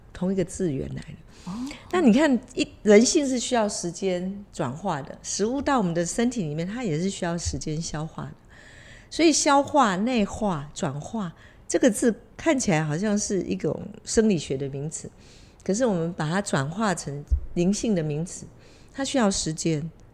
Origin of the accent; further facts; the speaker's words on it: Taiwan; 我们台湾人的父母，永远都会给，无止境地给孩子资源